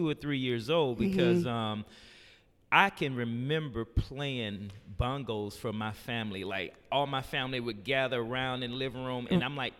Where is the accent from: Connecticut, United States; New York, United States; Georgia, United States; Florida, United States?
Georgia, United States; Decatur; Man, I grew up in here in Decatur.